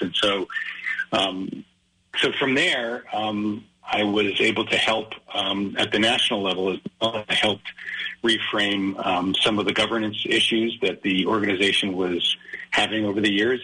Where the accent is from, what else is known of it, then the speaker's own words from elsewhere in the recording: Great Neck, New York, United States; also born or lived in Rochester, New York / Brunswick, Maine; we moved to Great Neck. Um, so I grew up the rest of my childhood on Long Island